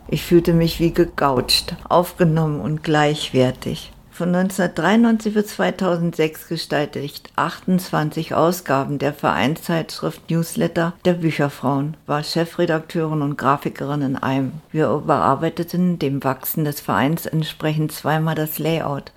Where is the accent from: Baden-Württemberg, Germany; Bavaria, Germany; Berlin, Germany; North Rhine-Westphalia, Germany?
Berlin, Germany; now in Lüneburg, Germany; Ich bin Berlinerin, Jahrgang 1949, komme aus einer Arbeiterfamilie